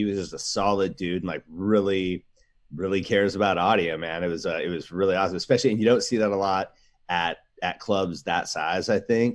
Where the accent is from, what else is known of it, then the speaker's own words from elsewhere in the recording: Alaska, United States; now in Portland, United States; We grew up in Alaska